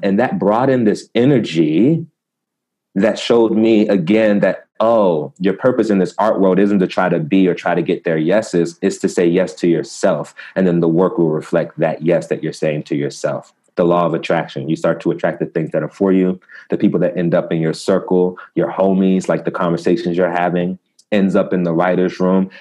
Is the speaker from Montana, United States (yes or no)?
no; Prince George's County, Maryland, United States; also born or lived in Baltimore, Maryland; now in Los Angeles, United States; I'm from the States, you know, Maryland